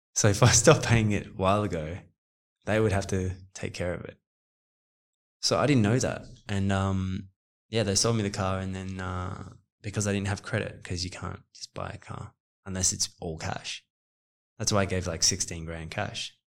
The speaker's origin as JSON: {"language": "English", "country": "Australia", "also_born_or_lived": "Los Angeles, United States / New York, United States", "moved": "yes", "said": "I'm Australian but South African"}